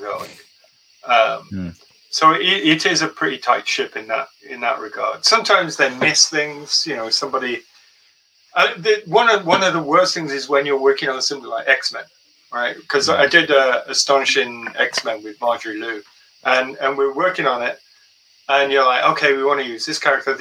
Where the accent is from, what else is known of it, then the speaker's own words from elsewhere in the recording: Wolverhampton, West Midlands, United Kingdom; also born or lived in United States; now in Shropshire, United Kingdom; I grew up close by in Wolverhampton.